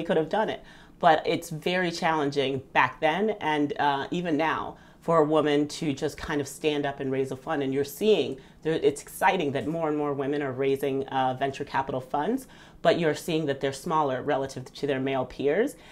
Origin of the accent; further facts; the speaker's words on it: Southern Virginia, United States; also born or lived in Nigeria; We moved to the U.S. when I was five, and I grew up in Southern Virginia